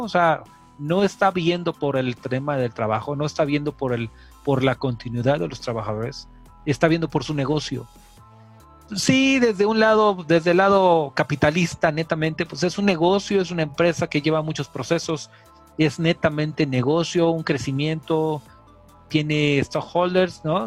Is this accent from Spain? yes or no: no; Mexico; somos mexicanos